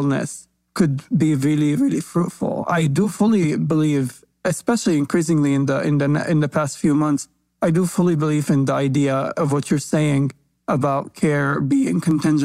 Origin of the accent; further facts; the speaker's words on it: Palestine; I grew up in Palestine